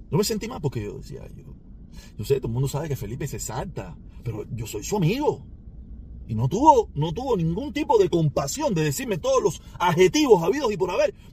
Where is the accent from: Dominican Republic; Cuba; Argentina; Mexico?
Cuba; moved away; si muchos de nosotros nos fuimos de Cuba sin que nadie nos hiciera nada.